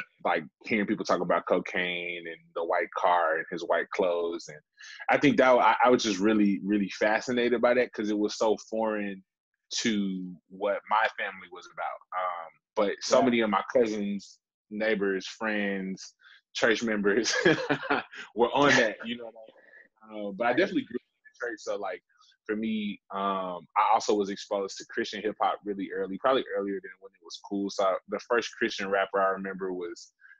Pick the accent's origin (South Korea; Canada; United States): United States; Memphis, Tennessee; also born or lived in Wheaton, Illinois; I grew up in Black Haven, Tennessee, you know, formerly known as Whitehaven